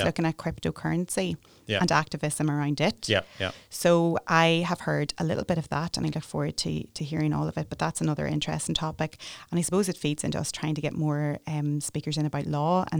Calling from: Northern Ireland, United Kingdom; I'm just speaking from Northern Ireland, but I'm sure it's across the UK

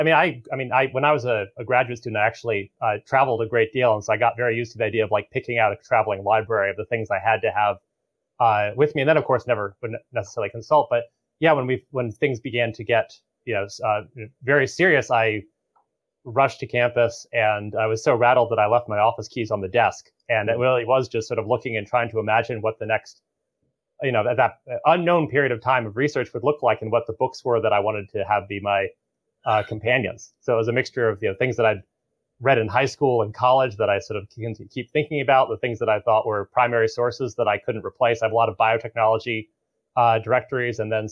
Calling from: Arlington, Massachusetts, United States; So I'm calling from Arlington, Massachusetts, which is about 4 miles as the microbe drifts from the headquarters of Moderna in Kendall Square.

